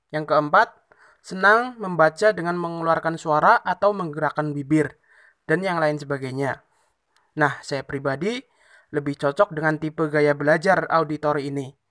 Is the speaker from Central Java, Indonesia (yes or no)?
yes; Tegal, Central Java, Indonesia; Saya berasal dari Kabupaten Tegal, Provinsi Jawa Tengah, dan karena situasi pandemi yang saat ini belum berakhir, maka saya masih kuliah daring atau online di rumah saya.